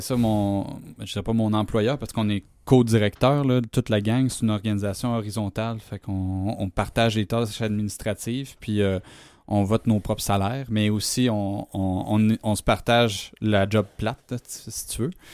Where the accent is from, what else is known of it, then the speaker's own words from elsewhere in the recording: Amos, Quebec, Canada; j'ai grandi à Amos